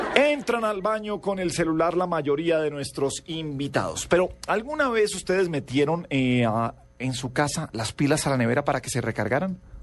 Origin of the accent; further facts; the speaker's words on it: Colombia; todos éramos colombianos